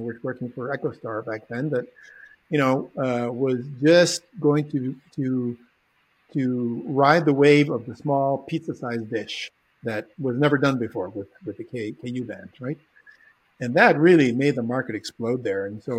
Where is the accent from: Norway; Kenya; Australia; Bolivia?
Bolivia; also born or lived in California, United States; I was actually born in California, but I was raised in Bolivia to an American father. But because we spoke three languages at home, and I was exposed to German and Spanish and English.